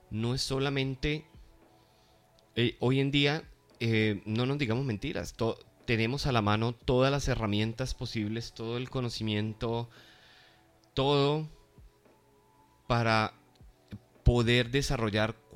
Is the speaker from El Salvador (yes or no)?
no; Colombia; eh, todos somos colombianos